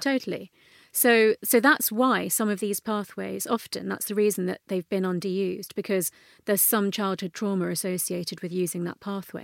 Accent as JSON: {"language": "English", "region": "London", "country": "United Kingdom", "tie": "born or raised there", "said": "I grew up in North London, um, and my parents are first generation Indian immigrant parents"}